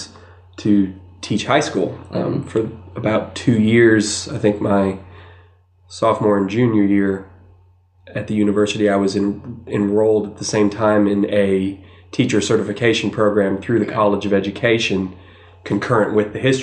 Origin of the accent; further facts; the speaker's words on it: Savannah, Georgia, United States; moved away as an adult; now in Athens, United States; I grew up in Savannah